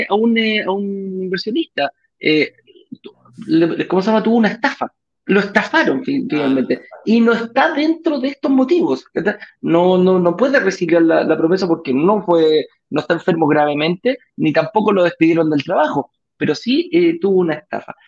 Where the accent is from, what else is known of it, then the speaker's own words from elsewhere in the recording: Chile; de Chile, no de México